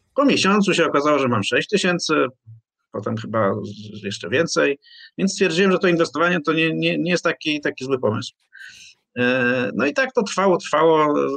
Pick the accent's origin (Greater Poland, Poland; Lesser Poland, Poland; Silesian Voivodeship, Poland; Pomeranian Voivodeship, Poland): Greater Poland, Poland; Poznań; pochodzę z Poznania, więc mam w sobie dyscyplinę finansową